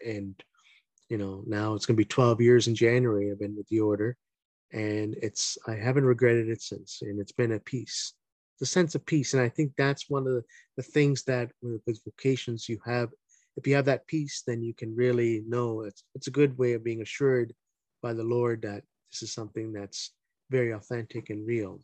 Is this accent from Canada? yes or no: yes; Hamilton, Ontario, Canada; I grew up in Hamilton, Ontario